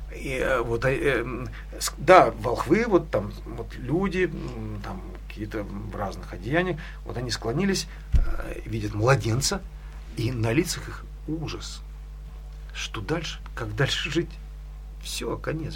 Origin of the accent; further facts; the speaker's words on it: Severodvinsk, Arkhangelsk Oblast, Russia; now in Edinburgh, United Kingdom; Я родился э, в Архангельской области, в городе Северодвинске.